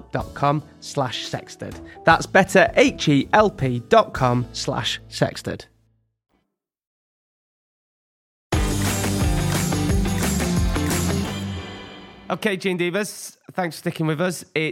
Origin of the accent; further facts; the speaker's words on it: York, Yorkshire and the Humber, United Kingdom; born there; I was born in York.